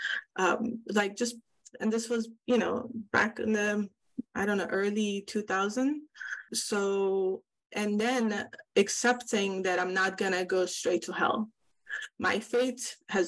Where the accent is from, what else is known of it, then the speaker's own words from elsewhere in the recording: Iran; now in California, United States; I grew up in Iran